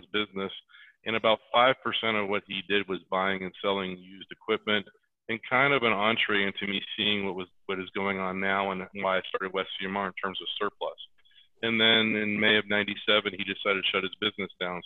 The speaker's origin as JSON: {"language": "English", "town": "Venice", "region": "Florida", "country": "United States", "tie": "born or raised there", "also_born_or_lived": "St. Petersburg, Florida / Sarasota, Florida", "moved": "yes", "lives_now": "Colorado, United States", "said": "I grew up on the west coast of Florida. I was born in St. Pete and was raised in the Venice, Sarasota area."}